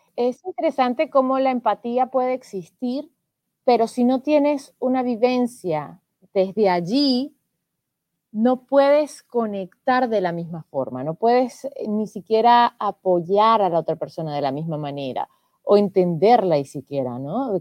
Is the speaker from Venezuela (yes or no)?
yes; Venezuela; now in Spain; yo siendo venezolana